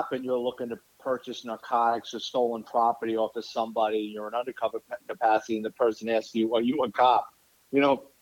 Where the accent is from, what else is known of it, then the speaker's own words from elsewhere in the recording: New York City, New York, United States; moved away as an adult; now in Florida, United States; I'm a Bronx kid. I grew up in New York City area. I lived there for 40-something years